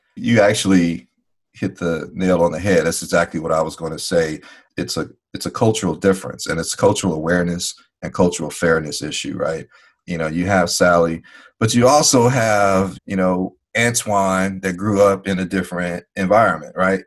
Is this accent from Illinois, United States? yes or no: yes; Chicago, Illinois, United States; growing up in Chicago